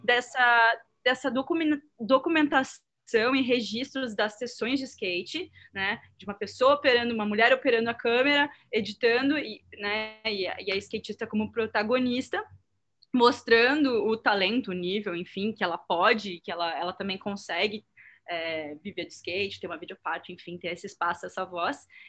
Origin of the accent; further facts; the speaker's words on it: Porto Alegre, Rio Grande do Sul, Brazil; moved away as an adult; now in São Paulo, Brazil; eu não sou de São Paulo, eu moro atualmente em São Paulo há sete anos, mas eu sou de Porto Alegre